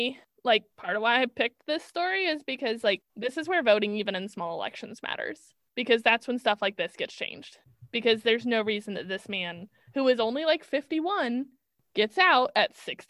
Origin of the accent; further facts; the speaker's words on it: Midwest, United States; I'm from the Midwest.